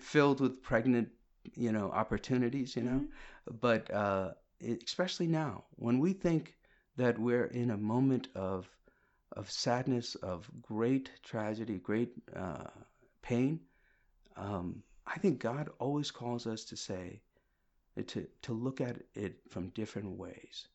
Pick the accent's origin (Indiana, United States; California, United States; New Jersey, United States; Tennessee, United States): New Jersey, United States; also born or lived in Kerala, India; now in Westerly, United States; I'm from New Jersey also